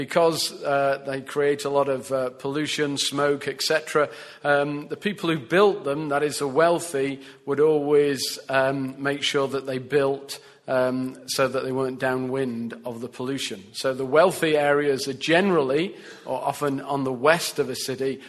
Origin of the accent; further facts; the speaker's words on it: England, United Kingdom; I'm English